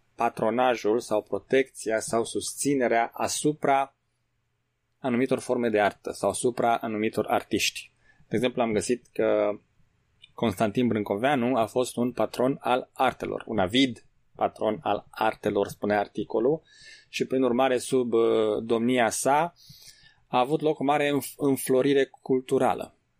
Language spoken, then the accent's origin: Romanian; Romania; noi, pentru că suntem români